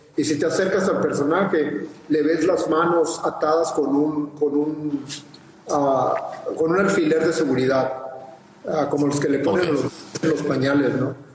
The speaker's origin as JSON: {"language": "Spanish", "town": "Mexicali", "region": "Baja California", "country": "Mexico", "said": "de Mexicali, de donde yo soy"}